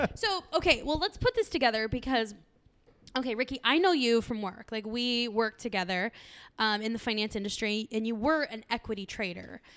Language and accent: English; San Diego, California, United States; growing up in San Diego, we're very close to Tijuana